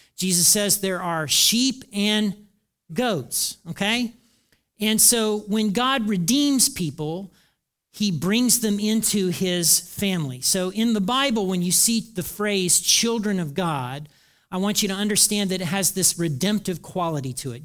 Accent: Hartford City, Indiana, United States; moved away; I grew up in Hartford City, Indiana in the nineteen seventies.

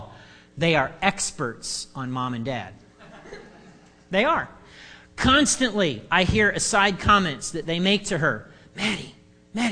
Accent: United States

